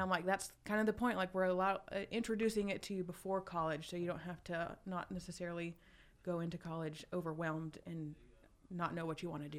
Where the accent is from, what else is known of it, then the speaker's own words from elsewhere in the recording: Douglasville, Georgia, United States; I grew up in Douglasville, just one county over